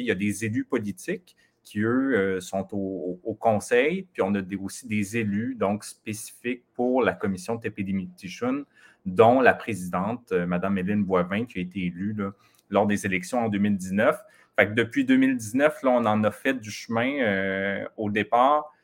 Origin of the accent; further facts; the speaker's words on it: Mashteuiatsh, Quebec, Canada; j'ai grandi au Lac-Saint-Jean, c'est ça, dans la communauté de machete